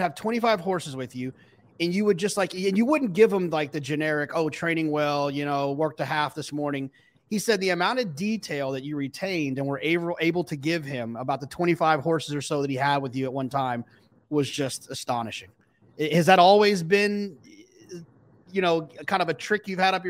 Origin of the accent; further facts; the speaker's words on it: Grapevine, Texas, United States; I was born and raised in Texas